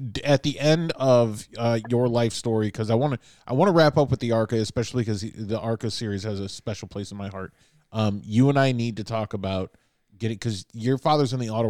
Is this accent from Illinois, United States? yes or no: yes; Chicago, Illinois, United States; accent: Chicago; I immediately recognized the skyline because I'm from Chicago.